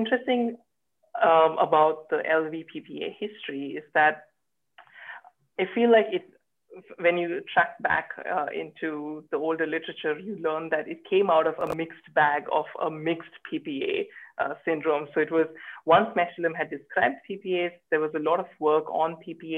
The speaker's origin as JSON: {"language": "English", "town": "Bangalore", "region": "Karnataka", "country": "India", "also_born_or_lived": "Sydney, Australia", "moved": "as an adult", "lives_now": "Cambridge, United Kingdom", "said": "I am originally from Bangalore in India"}